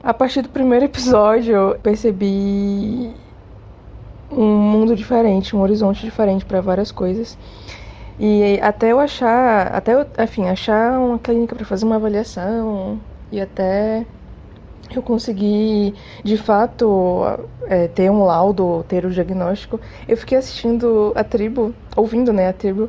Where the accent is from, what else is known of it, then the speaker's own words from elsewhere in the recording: Salvador, Bahia, Brazil; now in Curitiba, Brazil; Eu sou de Salvador, Bahia. Mas eu moro hoje em dia e já tem um tempinho já que eu moro em Curitiba, no Paraná